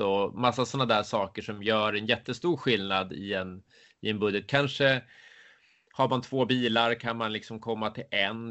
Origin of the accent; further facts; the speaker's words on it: Södertälje, Stockholm County, Sweden; moved away as an adult; also born or lived in Huddinge / United States / Sandviken; now in Leksand, Sweden; Jag är född och uppvuxen i, i Södertälje